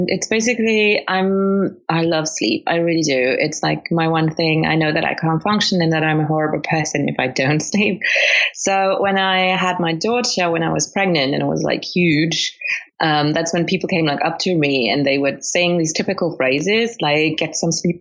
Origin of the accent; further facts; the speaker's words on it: Luxembourg; English is a second language; also born or lived in Colombia / United Kingdom; absolutely bred completely in Luxembourg. So I've lived there all my life